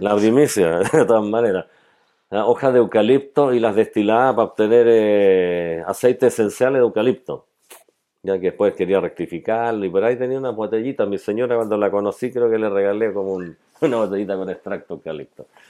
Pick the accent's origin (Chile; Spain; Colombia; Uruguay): Chile; Valdivia, Los Ríos; born or raised there